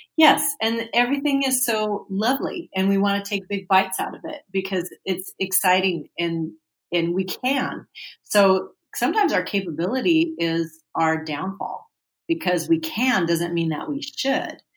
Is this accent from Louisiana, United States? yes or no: no; California, United States; I am a native Californian of the United States. I was born and raised in California